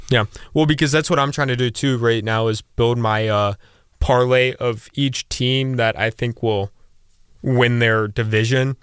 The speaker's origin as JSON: {"language": "English", "town": "Akron", "region": "Ohio", "country": "United States", "said": "I am from Akron, Ohio"}